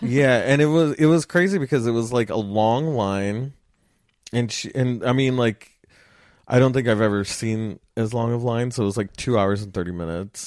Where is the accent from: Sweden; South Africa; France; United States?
United States; Los Angeles, California; I grew up in Los Angeles